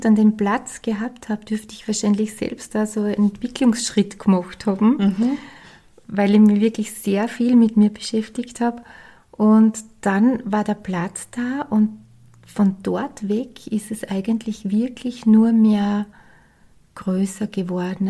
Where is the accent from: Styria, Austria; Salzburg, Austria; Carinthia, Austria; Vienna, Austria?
Styria, Austria; ich bin ja aus der Steiermark